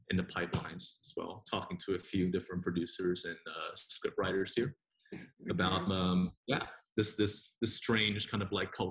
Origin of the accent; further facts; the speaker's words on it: Singapore; also born or lived in Taiwan / New Zealand / United States; now in Hong Kong; I grew up in Singapore and then New Zealand. Uh, spent a lot of time over in the States, went back to New Zealand, and now I live in Hong Kong where I have been for nine years.